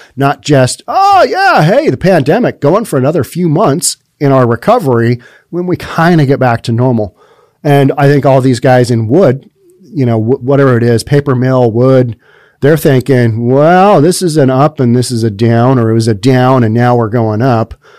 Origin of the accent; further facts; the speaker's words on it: United States; As a kid growing up in America